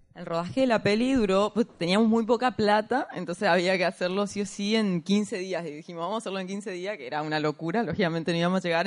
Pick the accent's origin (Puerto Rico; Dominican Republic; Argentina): Argentina; Corrientes; yo soy de Corrientes